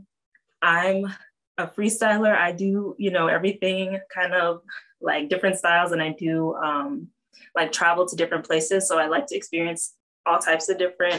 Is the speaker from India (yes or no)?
no; Fort Lauderdale, Florida, United States; moved away as an adult; now in Southwest Florida, United States; I'm a city girl. I'm from Fort Lauderdale